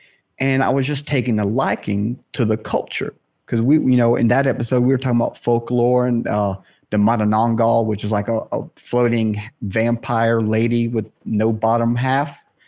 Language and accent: English; the South, United States; and again, I'm from the South here in the state.